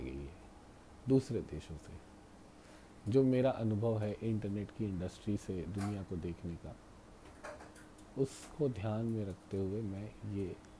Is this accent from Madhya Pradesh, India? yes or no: yes; Rewa Satna, Madhya Pradesh, India; रीवा सतना के लोग सुनने लग जाएं जहाँ से मैं आता हूँ